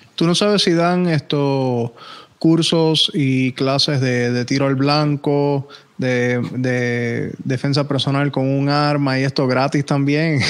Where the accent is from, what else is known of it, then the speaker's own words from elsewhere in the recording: Puerto Rico; also born or lived in North Miami, Florida, United States; now in Miami, United States; técnicamente nací aquí en, North Miami, pero me crié en Puerto Rico